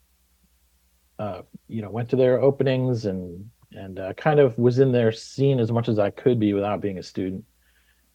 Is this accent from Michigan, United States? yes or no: yes; just outside of Ann Arbor, Michigan, United States; moved away; I grew up in Michigan, just outside of Ann Arbor